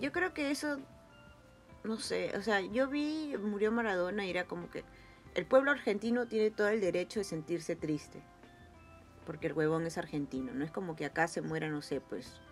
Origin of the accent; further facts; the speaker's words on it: Peru; como peruanos